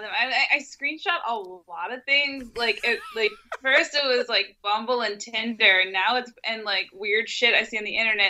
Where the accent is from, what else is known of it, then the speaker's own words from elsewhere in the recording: New York, United States; I'm from New York. I walk like everywhere.